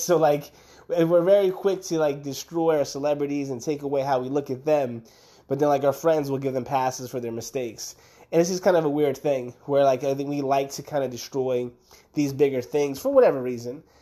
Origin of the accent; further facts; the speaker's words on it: Camden, New Jersey, United States; moved away; I grew up in Camden, New Jersey